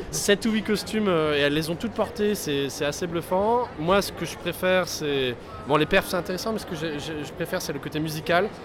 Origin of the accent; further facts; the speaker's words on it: Alsace, Grand Est, France; je suis alsacien